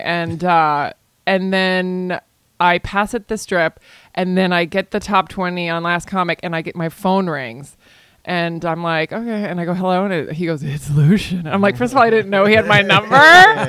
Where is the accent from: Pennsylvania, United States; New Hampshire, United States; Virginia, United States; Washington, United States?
Virginia, United States; also born or lived in California / Spain; I grew up in Virginia and in Spain.